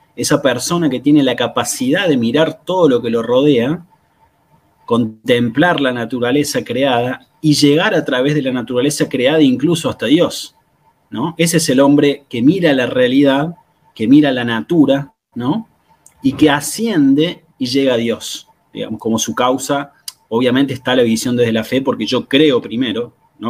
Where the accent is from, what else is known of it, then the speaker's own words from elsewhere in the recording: Argentina; yo soy, bueno, argentino